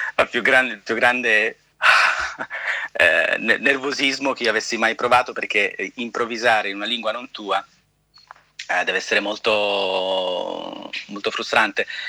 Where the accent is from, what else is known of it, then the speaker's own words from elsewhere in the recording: Calabria, Italy; now in New York, United States; sono calabrese